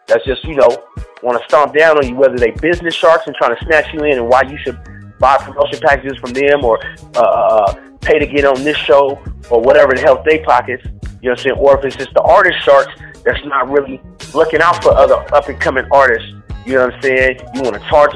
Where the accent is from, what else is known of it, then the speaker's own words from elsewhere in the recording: Richmond, California, United States; I'm from Richmond, man. I'm from Crescent Park